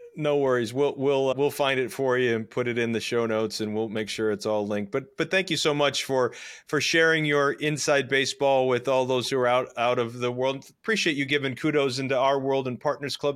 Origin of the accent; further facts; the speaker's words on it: Scranton, Pennsylvania, United States; I was raised in Scranton, Pennsylvania